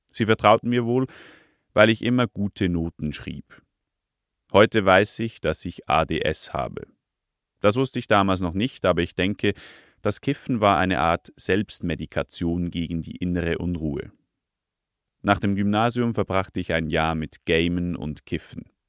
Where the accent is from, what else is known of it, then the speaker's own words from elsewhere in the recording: Lucerne, Switzerland; now in Zürich, Switzerland; In meinem Heimatort, einem 300-Seelendorf im Luzerner Hinterland, sind Reto und ich die einzigen mit Konsumerfahrung.